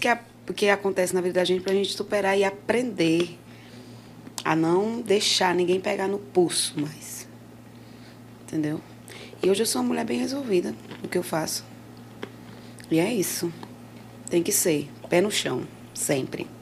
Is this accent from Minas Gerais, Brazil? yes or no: no; Jardim, Ceará, Brazil; Sou da cidade de Jardim Mirim